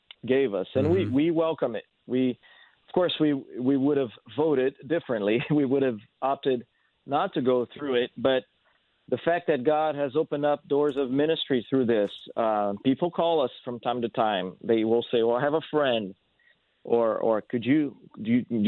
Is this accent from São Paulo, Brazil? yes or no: yes; São Paulo, Brazil; first language Portuguese; English is a second language; moved away as an adult; also born or lived in Rio de Janeiro, Brazil / San Diego, California; now in Salem, United States; I was born in Rio, but I grew up in Sao Paulo until I was 19 years old. Then I moved to San Diego, California after